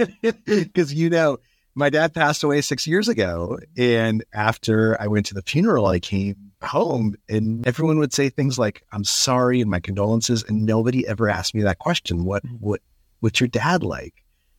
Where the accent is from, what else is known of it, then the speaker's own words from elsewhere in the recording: Albuquerque, New Mexico, United States; So I grew up in Albuquerque.